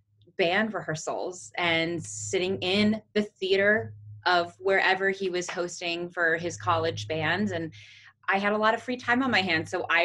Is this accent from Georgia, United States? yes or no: no; Lancaster County, Pennsylvania, United States; So I'm from Lancaster County, Pennsylvania, Amish County, famous whoopie pies, if you've ever had a whoopie pie. Not to be missed. And I grew up in a very musical household.